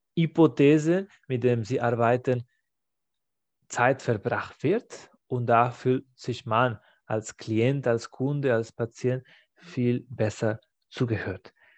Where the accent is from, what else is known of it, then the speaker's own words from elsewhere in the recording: Spain; German is a second language; now in Germany; in meinem Heimatland Spanien